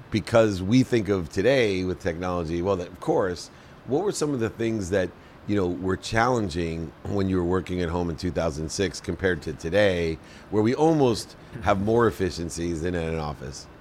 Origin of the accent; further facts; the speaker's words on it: Akron, Ohio, United States; I grew up in Akron, Ohio, with a single mom, six kids